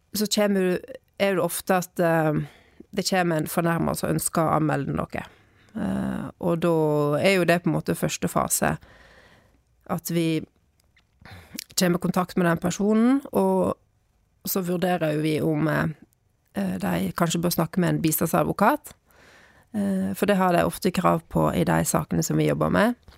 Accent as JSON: {"language": "Norwegian", "town": "Bygstad", "region": "Vestland", "country": "Norway", "also_born_or_lived": "Trondheim / Bergen", "moved": "as an adult", "said": "jeg er fra Bygstad. Og ehm, jeg flyttet hjem igjen for tre år siden, da."}